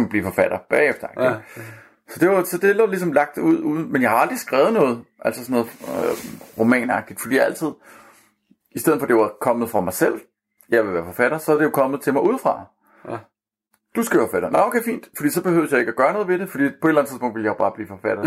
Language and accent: Danish; Copenhagen, Capital Region of Denmark, Denmark; jeg er født og opvokset på Amager